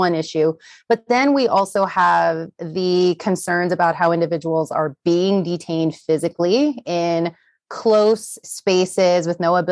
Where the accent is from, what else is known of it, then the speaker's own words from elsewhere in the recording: Houston, Texas, United States; also born or lived in San Diego area, California; now in Utah, United States; I was born and raised in Houston, I actually lived very close to the San Diego-Tijuana border in California for several years before moving to Utah